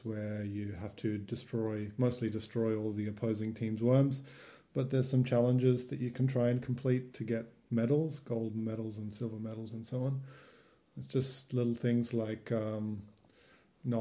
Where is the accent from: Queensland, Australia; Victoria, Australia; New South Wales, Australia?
Queensland, Australia; Brisbane; now in Japan; I'm from Queensland. I'm from Brisbane.